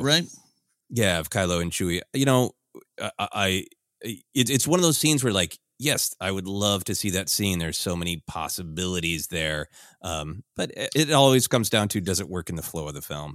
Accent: Minnesota, United States; growing up in Minnesota

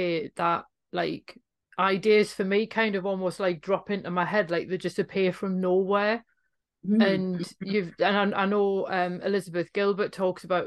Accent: Newcastle upon Tyne, North East England, United Kingdom; if you're a Geordie, that you don't feel like you're home until you've crossed back over the Tyne again

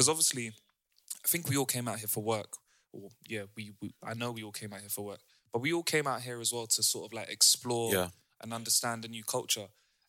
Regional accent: London, United Kingdom; moved away as an adult; also born or lived in Amsterdam; you have your perceptions of Amsterdam as a Londoner.

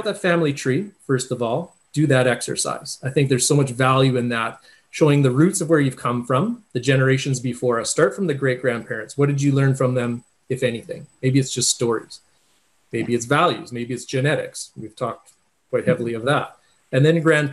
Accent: Viking, Alberta, Canada; I'm from the Viking area.

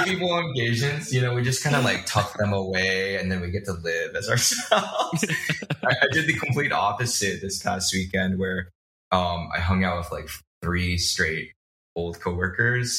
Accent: Bay Area, East Bay, California, United States; I grew up in the Bay Area and the Deep East Bay

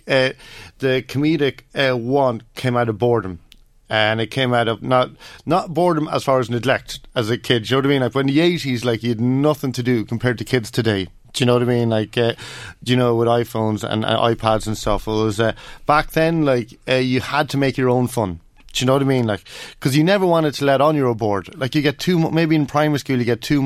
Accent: Kells, Ireland; moved away; come back to my hometown

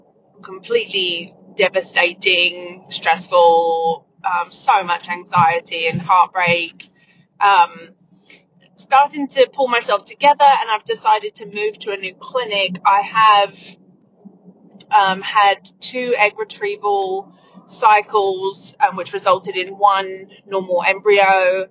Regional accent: United Kingdom; now in Florida, United States; from Florida. Real quick before I ask my question, Matt, you had said I came by way of Brisbane. I'm actually British, but fun fact, if you live in Florida for 20 years and come from the UK, you end up sounding Australian.

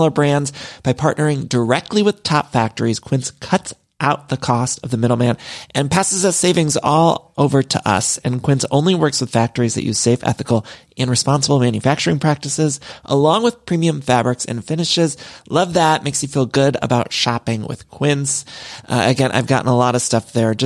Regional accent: Midwest, United States; now in Los Angeles, United States; I'm from the Midwest, but I've lived in California for so long

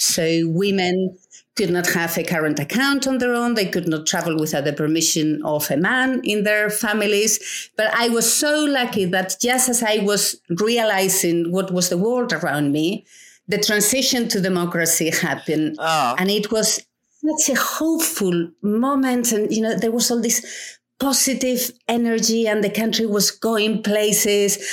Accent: Spain; moved away; I grew up in um, in a rural um, village, a small village, yeah. uh, in the middle of nowhere in Spain

